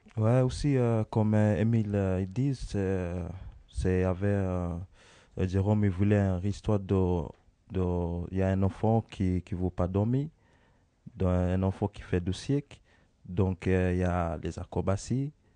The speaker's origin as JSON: {"language": "French", "country": "Kenya", "moved": "yes", "said": "je viens d'Origine Kenya"}